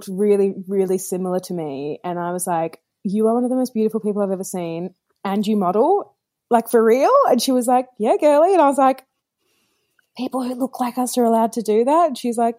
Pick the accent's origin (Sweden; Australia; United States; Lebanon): Australia; Perth, Western Australia; I grew up in Perth, Western Australia